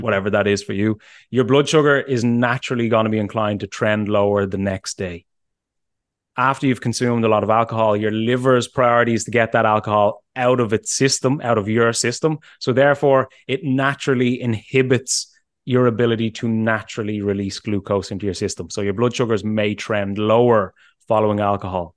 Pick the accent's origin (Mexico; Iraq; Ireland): Ireland; as an Irishman